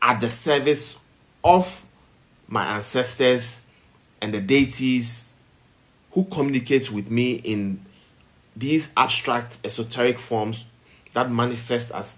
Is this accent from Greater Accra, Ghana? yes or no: yes; Accra, Greater Accra, Ghana; also born or lived in Volta Region, Ghana / Keta, Ghana; being a child raised as a Catholic in Accra, where you barely saw some of these things in some of the gated communities and the flats that we grew up in.